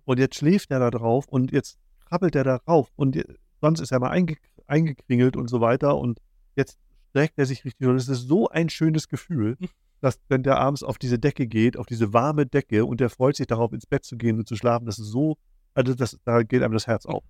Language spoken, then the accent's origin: German; Schwerin, Mecklenburg-Vorpommern, Germany; Wir kommen aus Schwerin.